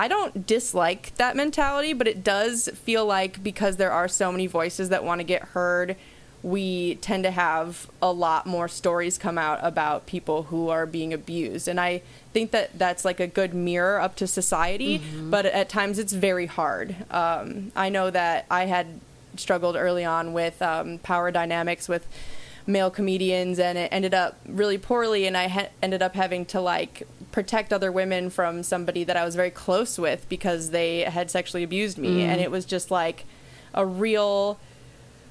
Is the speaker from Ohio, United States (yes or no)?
no; Chicago, Illinois, United States; moved away as an adult; now in Los Angeles, United States; I'm from Chicago, so I grew up going to Second City